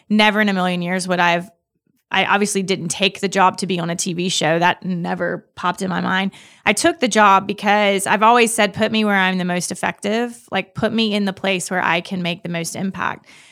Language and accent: English; Clinton, Mississippi, United States; I'm from Mississippi. I've, I lived in Mississippi my whole life, r, from right outside the Jackson area